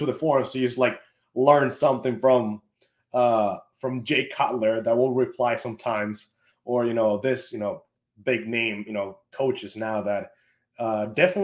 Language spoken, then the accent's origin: English; Venezuela; I'm from Venezuela